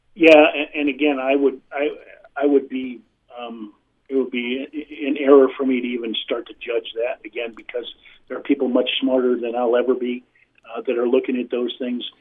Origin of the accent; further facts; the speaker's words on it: Midwest, United States; I was raised in the Midwest